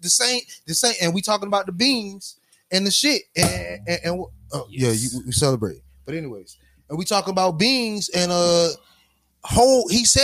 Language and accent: English; Miami, Florida, United States; But I'm 305 still.